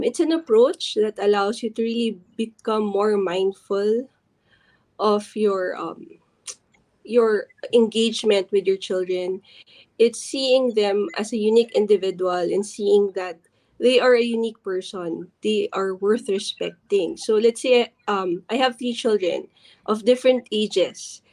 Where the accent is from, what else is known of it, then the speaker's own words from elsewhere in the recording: Philippines; as other Filipino parents